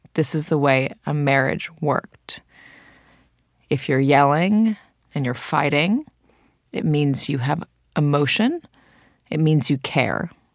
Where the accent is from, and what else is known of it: Santa Monica, California, United States; born or raised there